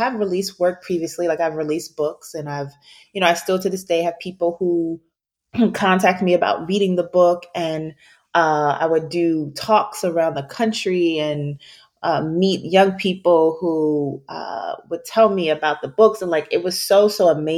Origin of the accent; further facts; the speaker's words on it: Baltimore, Maryland, United States; moved away; also born or lived in Washington, D.C.; we're both from Baltimore